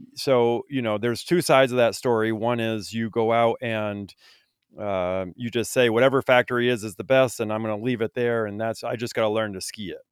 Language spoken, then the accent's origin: English; Vermont, United States; I grew up in Vermont